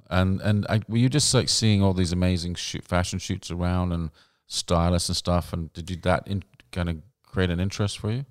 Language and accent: English; White Rock, British Columbia, Canada; moved away; also born or lived in England / Saskatchewan; born in England, grew up in Canada